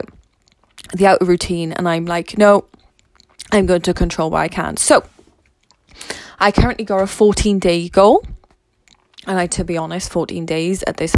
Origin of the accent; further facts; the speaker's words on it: Wales, United Kingdom; I'm Welsh